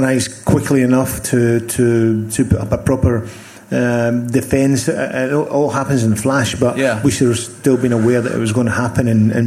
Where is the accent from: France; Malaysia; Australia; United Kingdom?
United Kingdom; Scotland; moved away as an adult; I came from Scotland